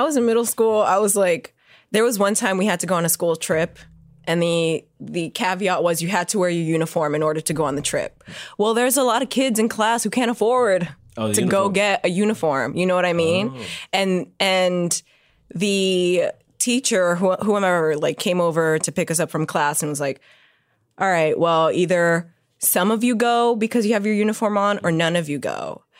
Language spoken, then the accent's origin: English; New York City, New York, United States; growing up in the Bronx, there's a lot of diversity within like cultures.